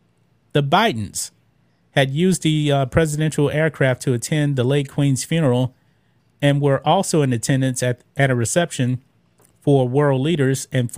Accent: United States; I'm an American

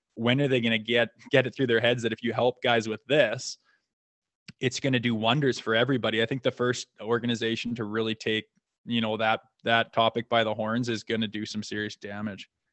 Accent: Canada; I played junior in my hometown with my brother and, um, s, lived here till I was eighteen.

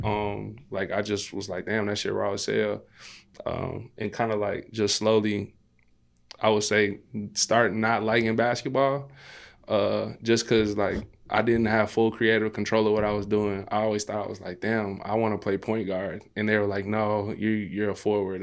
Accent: Maywood, Illinois, United States; also born or lived in Austin, Chicago; I grew up in Maywood

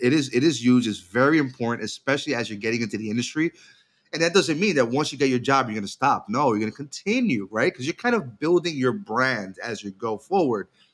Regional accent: New York, United States; as a New Yorker and a, uh, lifelong Knicks fan

